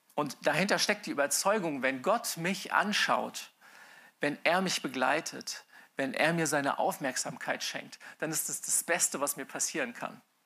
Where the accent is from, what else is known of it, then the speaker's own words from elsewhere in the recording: Mainz, Rhineland-Palatinate, Germany; als Mainzer, also Mainz bin ich aufgewachsen, als Mainzer